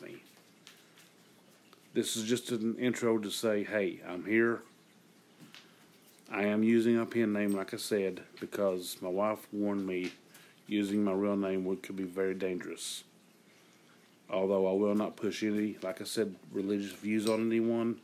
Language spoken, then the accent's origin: English; Eastern Kentucky, United States; I'm from Eastern Kentucky, the rural area.